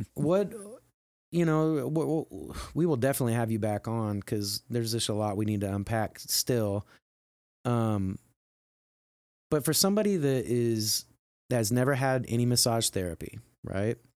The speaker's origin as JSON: {"language": "English", "region": "Midwest", "country": "United States", "tie": "born or raised there", "said": "growing up in the Midwest as a male"}